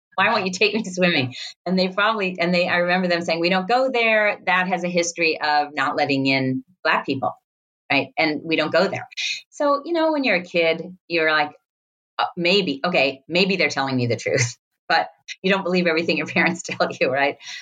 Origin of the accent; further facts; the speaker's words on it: Pasadena, California, United States; I grew up in Pasadena